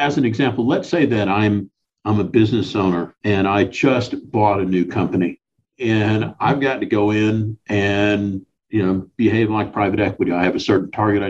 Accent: Deep South, United States; moved away; I grew up in the Deep South, been out West for a long time

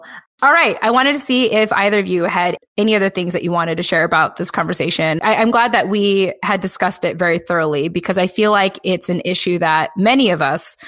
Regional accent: United States; I think, as a Filipino American woman where we just like don't feel enough.

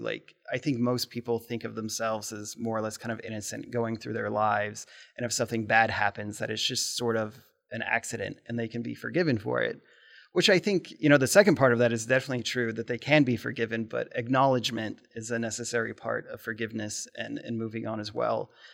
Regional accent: Lincoln, Nebraska, United States; now in Omaha, United States; grew up in Omaha, or excuse me, in Nebraska, but I've only lived in Omaha for like the last 15 years. And I think growing up in Lincoln

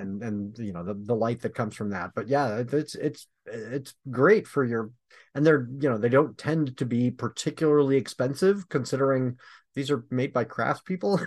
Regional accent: Michigan, United States; I'm from Michigan

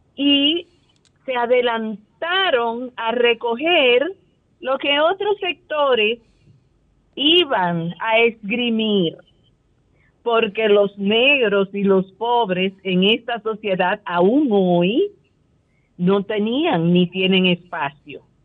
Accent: Dominican Republic; La mayoría somos los dominicanos que somos pobres de extracción popular

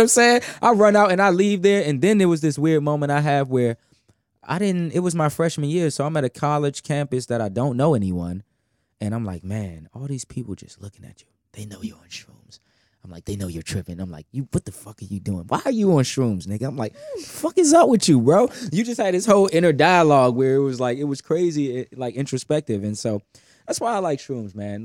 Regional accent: Washington, District of Columbia, United States; I'm from Southeast Washington, D C

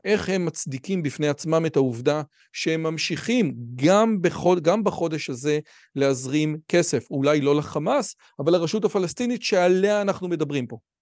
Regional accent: Israel; אני באמת מנסה כישראלי

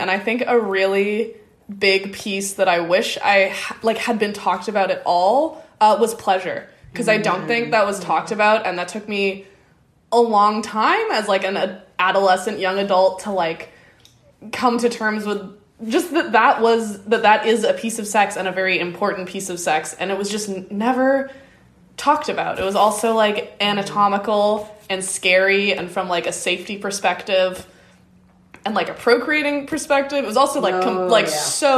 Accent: Victoria, British Columbia, Canada; I grew up here in Victoria, which is generally like very progressive

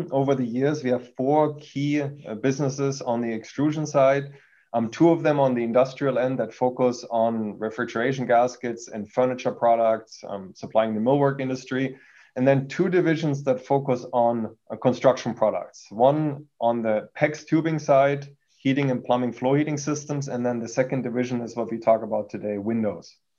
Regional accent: Germany; accent: German; English is a second language; moved away as an adult; now in United States; I've been originally born in Germany. You can hear that from my accent. Came to the US almost 20 years ago.

